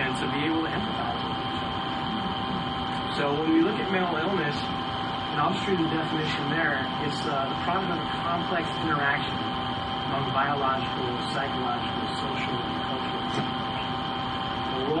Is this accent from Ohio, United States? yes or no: no; San Diego, California, United States; moved away as an adult; now in Georgia, United States; Growing up in San Diego